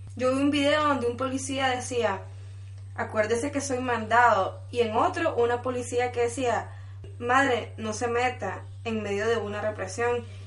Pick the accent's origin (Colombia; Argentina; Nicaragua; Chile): Nicaragua; León; yo soy de León